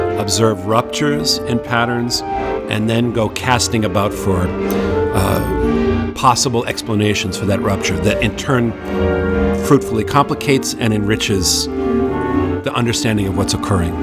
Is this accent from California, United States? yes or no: no; Marblehead, Massachusetts, United States; I grew up on the North Shore of Massachusetts, mm-hmm. a town called Marblehead, Massachusetts